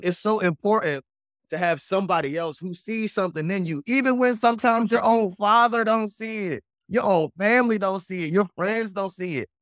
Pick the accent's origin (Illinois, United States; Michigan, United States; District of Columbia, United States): District of Columbia, United States; Washington; accent: East Coast; also born or lived in Prince George's County, Maryland; now in Tennessee, United States; I'm born and raised on the East Coast, Washington, D C, so it's a lot of East Coast still in my blood and in my slang and the way I talk